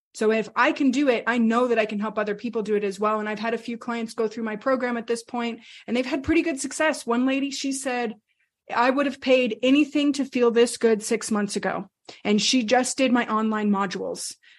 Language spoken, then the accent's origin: English; New Mexico, United States; We grew up, my, my brother and I, we grew up in New Mexico